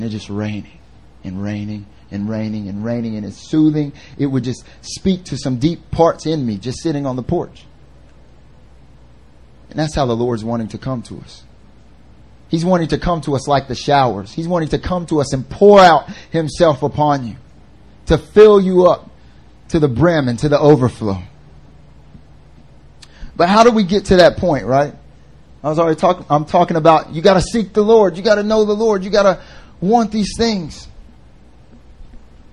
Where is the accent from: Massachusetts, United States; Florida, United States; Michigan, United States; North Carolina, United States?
North Carolina, United States; moved away as an adult; now in Seoul, South Korea; I'm from North Carolina, and like I lived in like the foothills area